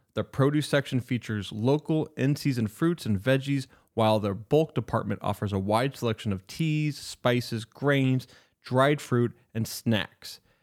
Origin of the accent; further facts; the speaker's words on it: Spokane, Washington, United States; we graduated the same year from Mount Spokane High School.